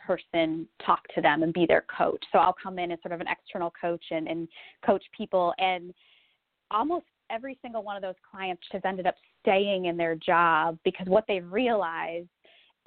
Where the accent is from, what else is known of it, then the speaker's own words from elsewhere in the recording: Republic, Ohio, United States; moved away as an adult; also born or lived in Silicon Valley, California; my life post-Republic, Ohio